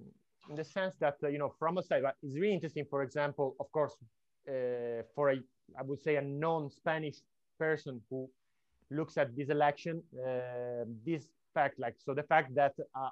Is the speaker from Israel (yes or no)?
no; Venice, Veneto, Italy; I'm from Venice, so Northern Italy